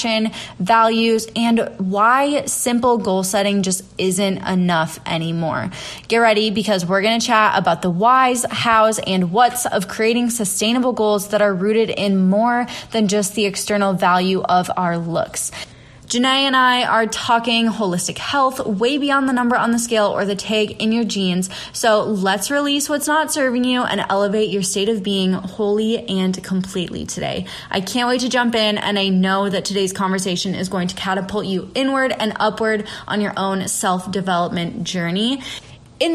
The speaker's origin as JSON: {"language": "English", "area": "the Midwest", "region": "Minnesota", "country": "United States", "tie": "born or raised there", "moved": "yes", "lives_now": "Austin, United States", "said": "I live in Austin, Texas, but I was born and raised in the Midwest. So, you know, I grew up like Minnesota nice."}